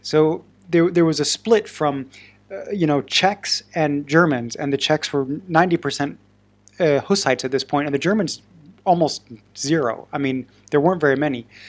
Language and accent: English; Oregon, United States; I'm from Oregon